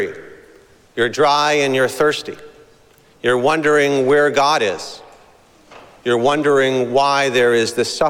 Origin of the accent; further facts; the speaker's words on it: Boston, Massachusetts, United States; growing up in Boston